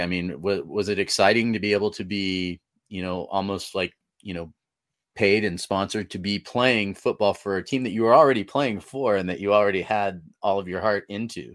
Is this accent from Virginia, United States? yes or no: no; Northern California, United States; now in Colorado, United States; I'm originally from Northern California, so um, and moved to Colorado in 2008